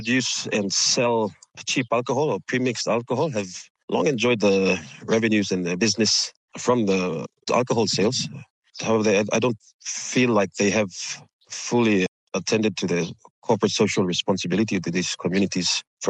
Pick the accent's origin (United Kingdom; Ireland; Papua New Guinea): Papua New Guinea; Port Moresby, National Capital District; growing up in Port Moresby